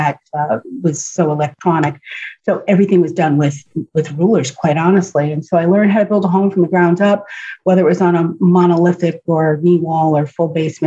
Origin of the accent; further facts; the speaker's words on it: Warwick, New York, United States; moved away as an adult; also born or lived in Nutley, New Jersey; now in Florida, United States; I grew up in Warwick, New York